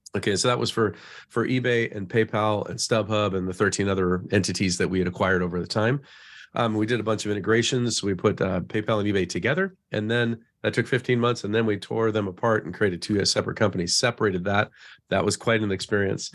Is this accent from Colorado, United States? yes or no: yes; Colorado, United States; moved away as an adult; also born or lived in Phoenix / Silicon Valley; I, I grew up in Colorado, so my little pocket in the Midwest